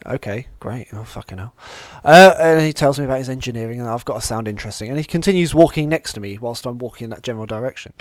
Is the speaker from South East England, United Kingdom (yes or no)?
yes; Southampton, South East England, United Kingdom; I'm from Southampton.